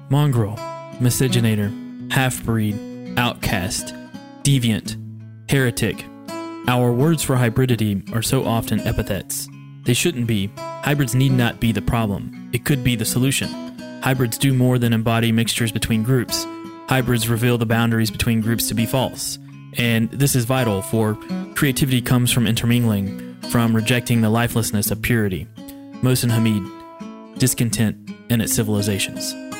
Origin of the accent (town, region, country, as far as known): Kentucky, United States; born or raised there; now in Washington, D.C., United States